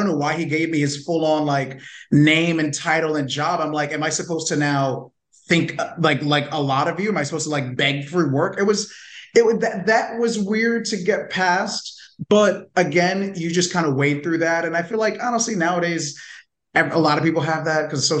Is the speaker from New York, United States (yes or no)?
yes; New York, United States; moved away as an adult; now in Los Angeles, United States; I was born and raised in New York